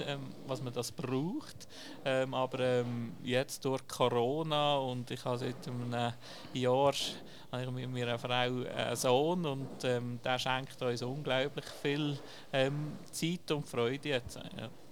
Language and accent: German; Dietisberg, Basel-Landschaft, Switzerland; ich bin auf dem Dietisberg aufgewachsen